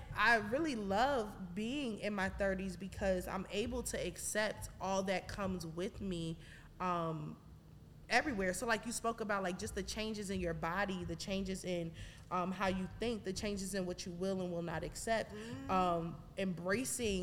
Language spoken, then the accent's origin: English; New York City, New York, United States; moved away; from Brooklyn